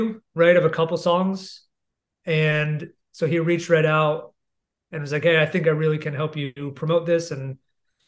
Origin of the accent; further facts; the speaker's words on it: New Jersey, United States; moved away; I'm from New Jersey originally